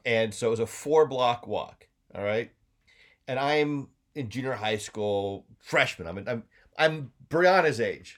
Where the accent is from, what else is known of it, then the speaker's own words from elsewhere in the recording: Colorado, United States; moved away; I grew up in Colorado